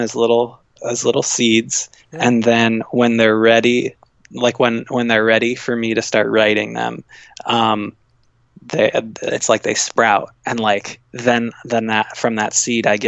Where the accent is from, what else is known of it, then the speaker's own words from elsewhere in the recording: Midwest, United States; moved away; I'm from the Midwest, and I love the Midwest